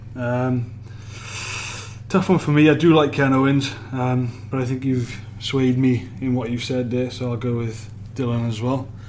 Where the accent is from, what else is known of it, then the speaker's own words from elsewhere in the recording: Wales, United Kingdom; being a Welshman